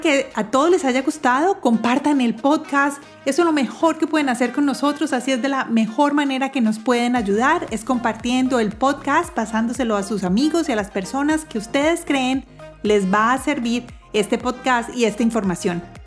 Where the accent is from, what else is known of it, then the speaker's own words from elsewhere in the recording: Colombia; moved away as an adult; yo como colombiana viviendo en el exterior